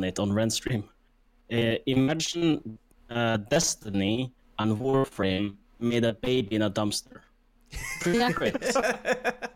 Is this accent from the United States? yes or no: no; Norway; I am a sloth from Norway.